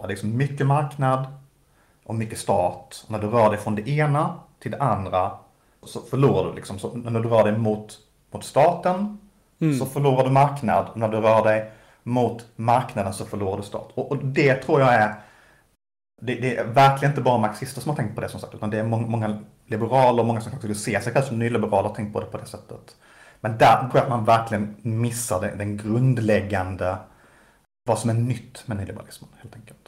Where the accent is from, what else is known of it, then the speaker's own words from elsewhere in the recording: Malmö, Skåne, Sweden; Malmö som ju är min, min hemstad